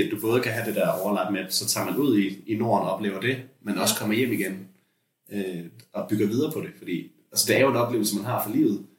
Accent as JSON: {"language": "Danish", "area": "Lolland", "region": "Zealand", "country": "Denmark", "tie": "born or raised there"}